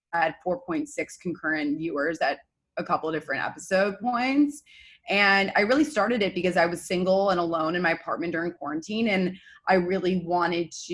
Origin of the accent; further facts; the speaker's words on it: New York City, New York, United States; Born and raised in Manhattan.